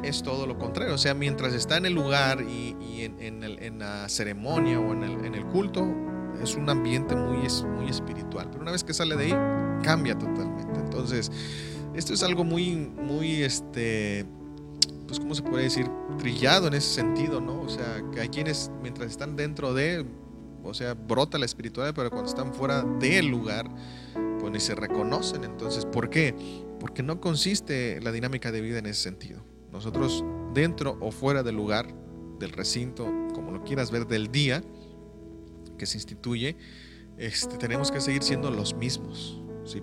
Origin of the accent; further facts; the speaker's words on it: Mexico; moved away; yo soy de México